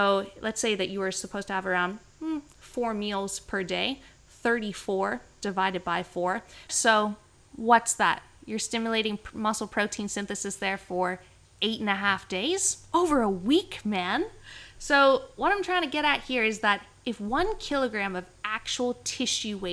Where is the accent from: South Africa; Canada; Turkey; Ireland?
Canada; moved away; growing up in Canada